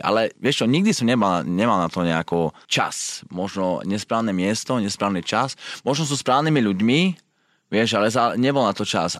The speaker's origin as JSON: {"language": "Slovak", "country": "Slovakia", "also_born_or_lived": "England / United States", "moved": "as an adult", "lives_now": "Switzerland", "said": "ja som odišiel zo Slovenska, keď som mal 20, 21 rokov"}